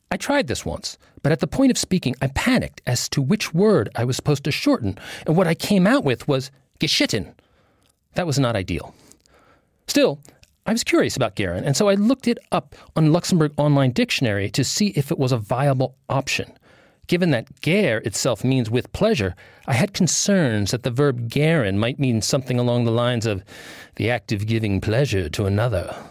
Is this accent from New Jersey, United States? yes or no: yes; New Jersey, United States; Or since I'm from New Jersey, no problem.